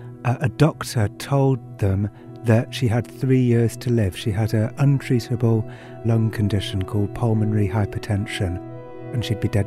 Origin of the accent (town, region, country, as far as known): England, United Kingdom; accent: English